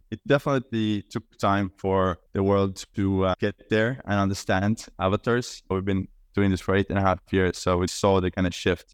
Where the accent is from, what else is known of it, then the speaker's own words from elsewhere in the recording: Estonia; moved away as an adult; now in New York, United States; I'm Estonian, I grew up in Estonia, I'm currently in Estonia as well, I'm based in New York